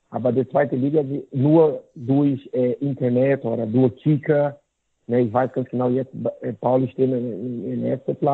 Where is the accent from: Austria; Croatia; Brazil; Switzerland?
Brazil; Goiânia, Goiás; German is a second language; Ne, deswegen ist mein Job hier in Goiânia, so mein Heimat, ist sehr, sehr willkommen für viele, viele Eltern.